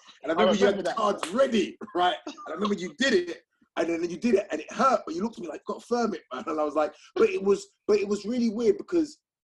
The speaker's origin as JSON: {"language": "English", "region": "London", "country": "United Kingdom", "said": "I'm from South London"}